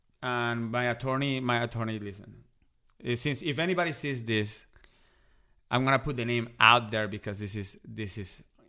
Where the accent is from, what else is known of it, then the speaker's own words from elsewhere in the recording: New York, United States; and I'm a New Yorker. I'm riding my subway.